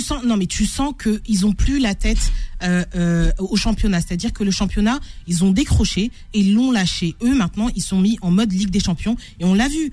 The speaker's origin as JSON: {"language": "French", "country": "France", "said": "en tant que Français"}